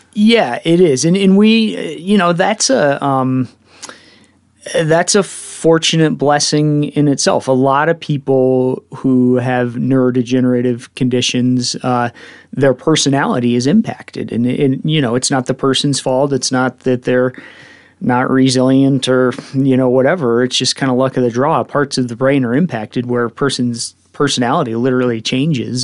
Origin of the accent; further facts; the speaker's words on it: Evergreen, Colorado, United States; I grew up in Evergreen